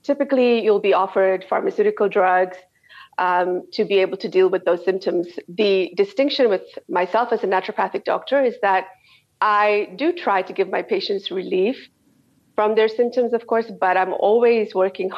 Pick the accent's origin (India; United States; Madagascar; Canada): Canada; moved away as an adult; also born or lived in South Africa / Dubai / Saudi Arabia; I'm from Canada, and that's where I did all my training.